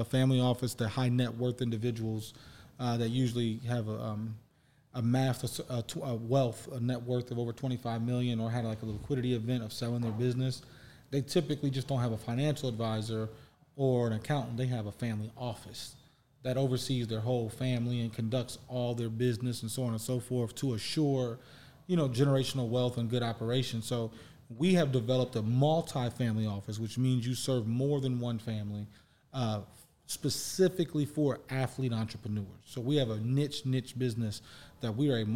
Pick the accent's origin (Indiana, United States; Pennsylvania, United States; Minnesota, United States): Indiana, United States; Fort Wayne; I'm originally from Fort Wayne, Indiana, born and raised